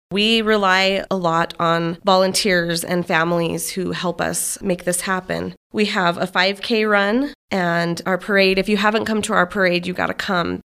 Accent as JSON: {"language": "English", "town": "Manassa", "region": "Colorado", "country": "United States", "tie": "born or raised there", "said": "I'm from Manasseh, born and raised"}